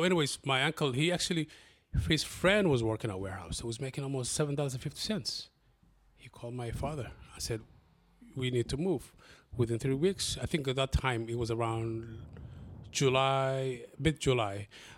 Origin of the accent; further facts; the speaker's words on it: Somalia; English is a second language; now in Columbus, United States; But also with my amazing accent, you can see my background is not, my English is not my first language. {S0} Okay. {S1} We moved here in Columbus back in 1996. We were originally from Somalia.